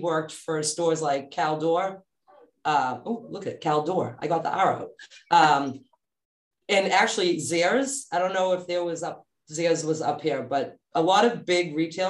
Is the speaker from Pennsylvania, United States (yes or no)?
no; Melrose, Massachusetts, United States; moved away; I grew up in Melrose, Massachusetts.